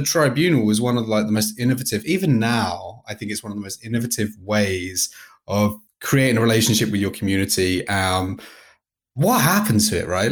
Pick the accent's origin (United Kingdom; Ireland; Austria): United Kingdom; I'm British